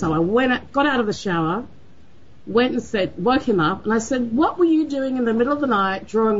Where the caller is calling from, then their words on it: Sydney, New South Wales, Australia; I'm calling from Sydney, Australia.